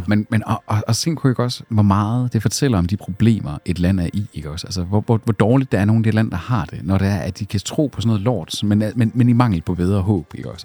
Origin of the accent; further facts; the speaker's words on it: Skive, Central Denmark Region, Denmark; moved away; hvor jeg var hjemme i Skive